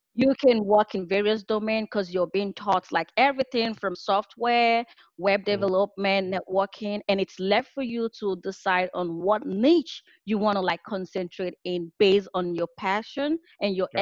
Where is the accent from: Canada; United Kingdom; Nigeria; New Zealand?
Nigeria; moved away as an adult; now in California, United States; I am originally from Nigeria and I moved out to the US for my master's program in computer and information systems. I live in California